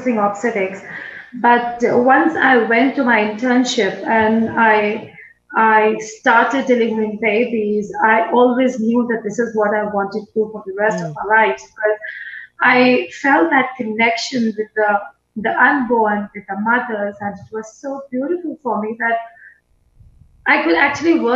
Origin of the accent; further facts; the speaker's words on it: New Delhi, Delhi, India; I was born in Delhi, New Delhi